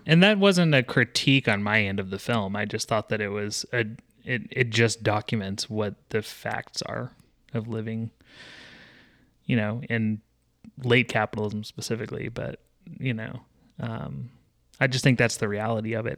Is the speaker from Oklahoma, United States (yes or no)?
no; Texas, United States; I grew up in Texas